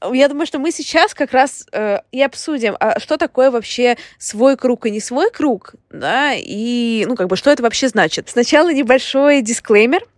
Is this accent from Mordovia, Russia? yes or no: no; Saint Petersburg, Russia; moved away as an adult; also born or lived in Moscow; now in London, United Kingdom; я из Петербурга, из центра Петербурга